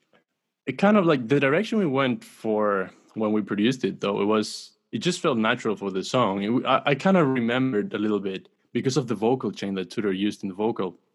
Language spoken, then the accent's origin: English; Chile; I'm from Chile